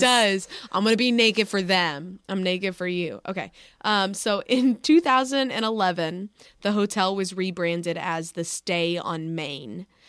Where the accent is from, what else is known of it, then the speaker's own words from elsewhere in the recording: Dallas, Texas, United States; my hometown